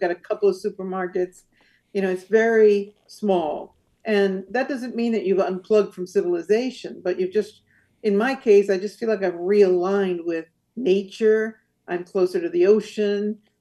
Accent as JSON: {"language": "English", "area": "San Francisco Bay Area", "region": "California", "country": "United States", "tie": "born or raised there", "also_born_or_lived": "Rome, Italy", "moved": "as an adult", "lives_now": "Azores, Portugal", "said": "I grew up in the uh, San Francisco Bay Area."}